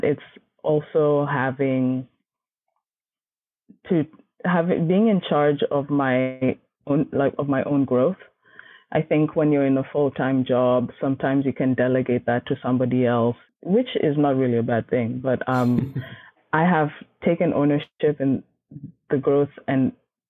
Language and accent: English; Kenya; moved away; I grew up in Kenya and most of my family is there